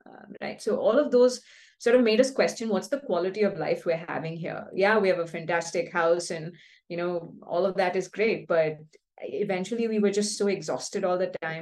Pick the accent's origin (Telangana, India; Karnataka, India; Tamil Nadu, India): Karnataka, India; Bangalore; moved away as an adult; also born or lived in California; we're both from Bangalore. We're born and brought up here